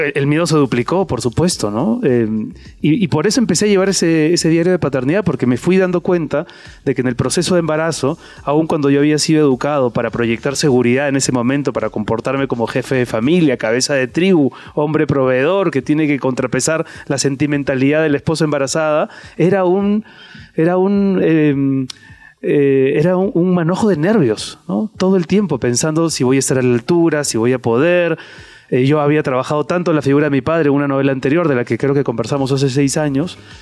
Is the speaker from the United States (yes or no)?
no; Peru; moved away as an adult; now in Madrid, Spain; Yo me fui de Perú para empezar pudiendo haberme quedado en el Perú